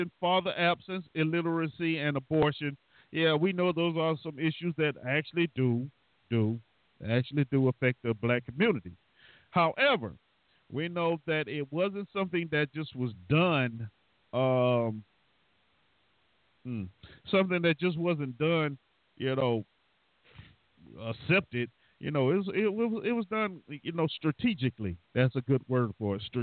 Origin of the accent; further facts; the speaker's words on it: the South, United States; I'm from the South